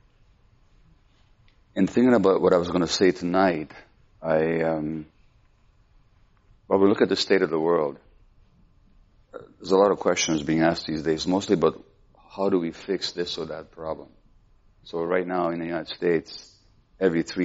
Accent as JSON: {"language": "English", "country": "Hungary", "tie": "born or raised there", "said": "we're Jewish, we grew up in Hungary"}